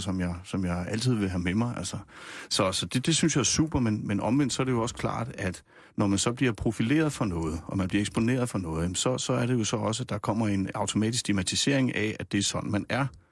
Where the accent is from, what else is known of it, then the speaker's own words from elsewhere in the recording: Nysted, Zealand, Denmark; also born or lived in Rødovre; now in Gævninge, Denmark; Jeg er opvokset nede på Lolland i, mm. Nyst, i Nysted. Født i Rødovre oprindeligt og bor nu i Gævninge mellem øh, Roskilde og Holbæk